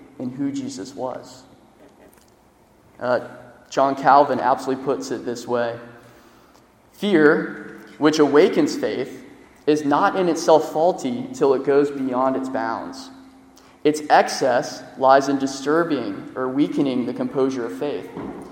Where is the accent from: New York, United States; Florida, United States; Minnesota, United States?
Florida, United States; I'm from Florida.